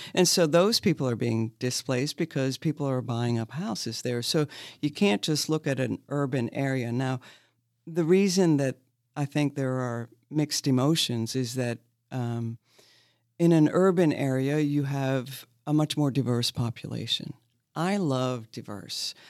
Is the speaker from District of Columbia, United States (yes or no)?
no; Maine, United States; now in Lexington, United States; I'm from Maine